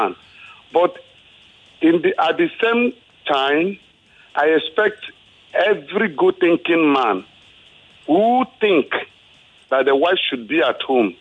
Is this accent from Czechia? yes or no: no; Igbo, Igboland, Nigeria; now in Ikeja, Nigeria; I'm from the Igbo extraction